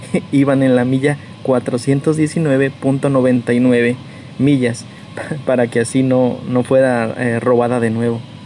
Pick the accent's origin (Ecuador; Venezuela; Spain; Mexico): Mexico; Tijuana, Baja California; también soy de Tijuana